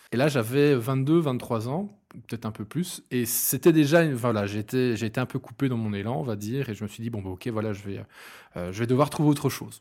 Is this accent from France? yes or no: no; Hainaut, Wallonia, Belgium; also born or lived in Binche; je suis originaire du Hainaut, plus spécifiquement dans Derlu, donc c'est un bled entre Charleroi, la Louvière et Mons. J'y ai vécu très longtemps. J'ai fait toutes mes études à Binche